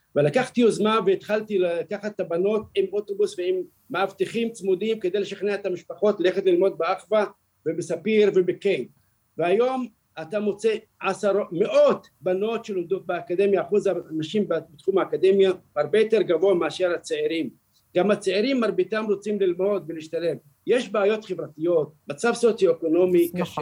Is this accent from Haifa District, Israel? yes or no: no; Beersheba, Southern District, Israel; סורוקה זה מקום בשבילנו, בשביל כל אזרח, הוא מקום קדוש, מקום שאנחנו נולדנו שם